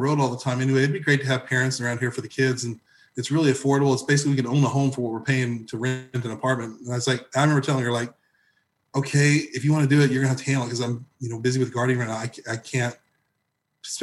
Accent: Evansville, Indiana, United States; moved away as an adult; also born or lived in Southern California / Nashville, Tennessee; now in Tennessee, United States; I grew up in Southern Indiana, Southwestern Indiana, okay, specifically the Evansville area, Indiana area

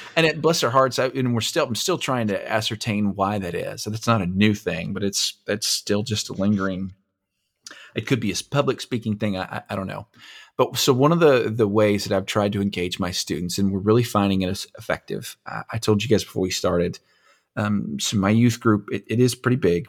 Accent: Anson, Texas, United States; I grew up in Anson, Texas

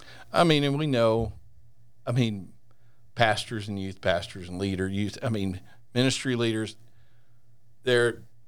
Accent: Texas, United States; Hey, I'm from Texas, and I was a Razorback fan all my life.

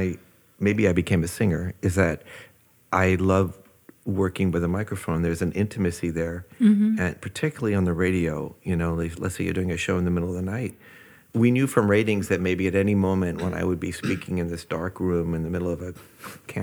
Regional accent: Washington, District of Columbia, United States; also born or lived in Baltimore, Maryland / Paris / Oxford / south of France; I grew up mostly in Washington, D.C.

